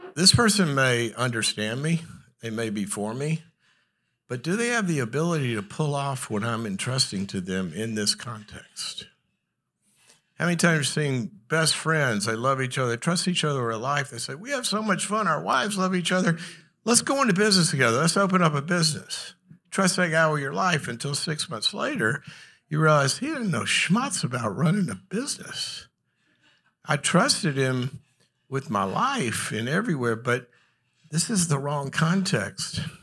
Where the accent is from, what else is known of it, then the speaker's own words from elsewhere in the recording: the South, United States; moved away; also born or lived in Los Angeles; I'm from the South